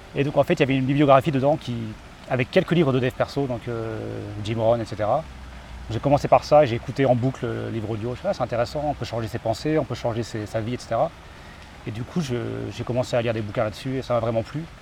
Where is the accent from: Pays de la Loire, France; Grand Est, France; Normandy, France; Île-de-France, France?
Normandy, France; Caen; moved away; also born or lived in Japan; je suis originaire de Normandie, Caen